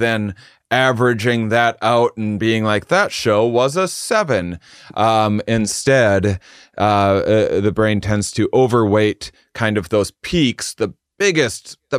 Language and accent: English; Midwest, United States; We're both from the Midwest. And so then the audience will be like, you're just ripping off Jim Gaffigan. Like, no, we're both ripping off a Midwestern upbringing.